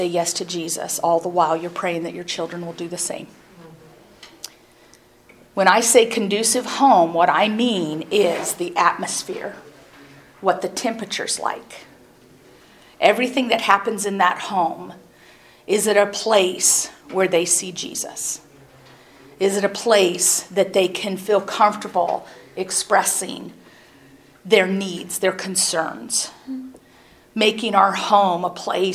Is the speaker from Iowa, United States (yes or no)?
yes; Iowa, United States; growing up in Iowa